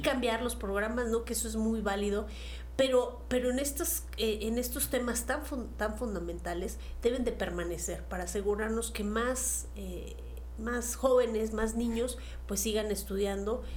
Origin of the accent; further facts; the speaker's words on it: Mexico; como mexicanos, de reconocer que son nuestras raíces